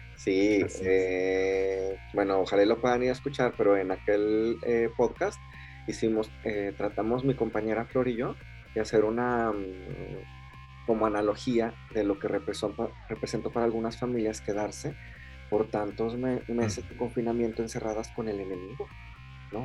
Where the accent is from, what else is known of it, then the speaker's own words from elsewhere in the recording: Mexico; now in Japan; Somos mexicanos viviendo en Inglaterra